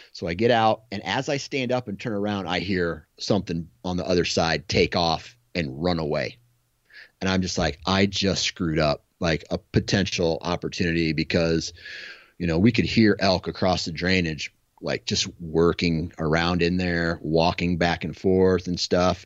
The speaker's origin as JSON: {"language": "English", "region": "Iowa", "country": "United States", "said": "I'm from Iowa"}